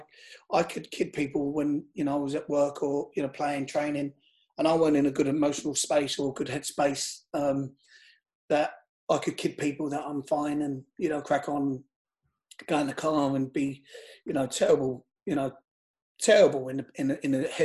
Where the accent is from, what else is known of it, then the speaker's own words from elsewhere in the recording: London, United Kingdom; I live in Shepherd's Bush. I'm from Shepherd's Bush